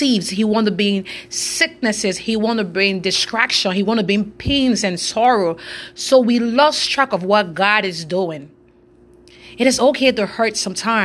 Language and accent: English; Monrovia, Montserrado, Liberia; now in Lexington, United States; I'm from West Africa, Monrovia, Liberia. I'm presently right now in Lexington, Kentucky